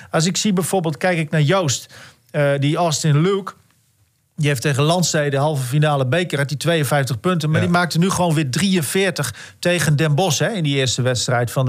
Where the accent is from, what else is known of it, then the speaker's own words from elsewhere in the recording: Italy; Ik ben Italiaan.